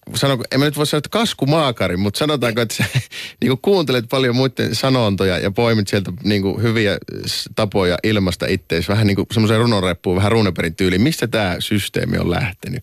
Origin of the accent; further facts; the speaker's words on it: Oulu, North Ostrobothnia, Finland; tuolla meillä Oulussa